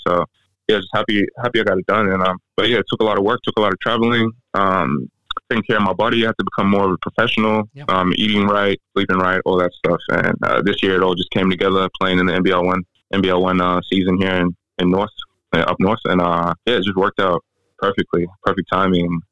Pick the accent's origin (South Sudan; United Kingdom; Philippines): South Sudan; my home country, um, South Sudan.